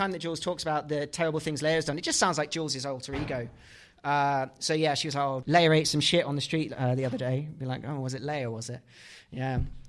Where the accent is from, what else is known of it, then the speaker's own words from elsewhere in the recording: England, United Kingdom; I am English.